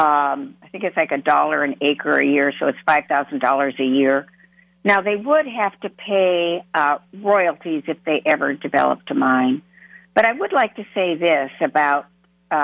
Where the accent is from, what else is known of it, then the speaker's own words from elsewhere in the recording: Minnesota, United States; up here in my hometown